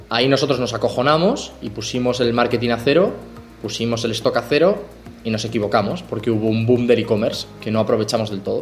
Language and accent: Spanish; Madrid, Community of Madrid, Spain; moved away as an adult; also born or lived in Mexico; now in Barcelona, Spain; yo soy de Madrid, aunque vivo en Barcelona, soy de Madrid